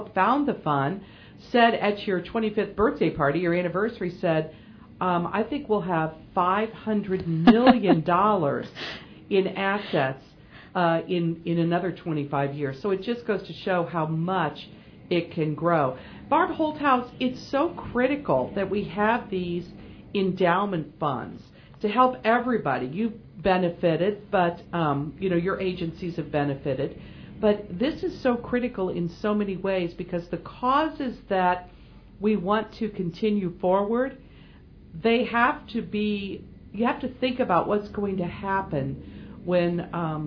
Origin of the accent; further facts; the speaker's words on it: Quincy, United States; my hometown, not just Quincy